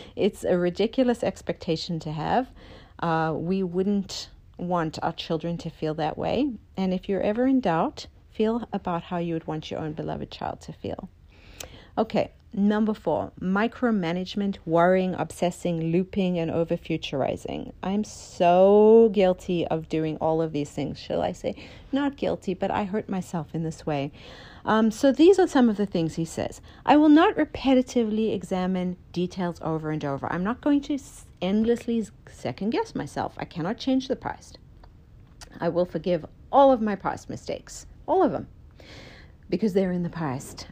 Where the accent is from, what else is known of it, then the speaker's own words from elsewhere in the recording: Idaho, United States; I come from Idaho